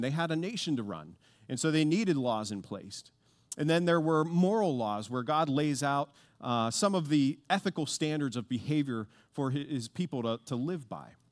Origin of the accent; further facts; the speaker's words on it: Pittsburgh, Pennsylvania, United States; I grew up in Pittsburgh